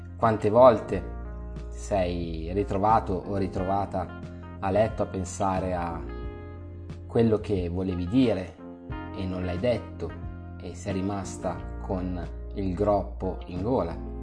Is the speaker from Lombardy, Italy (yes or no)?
yes; Milan, Lombardy, Italy; io sono di Milano